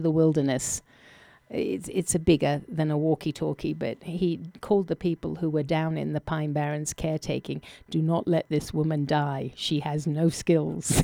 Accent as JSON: {"language": "English", "region": "England", "country": "United Kingdom", "tie": "born or raised there", "moved": "yes", "said": "I was born in England"}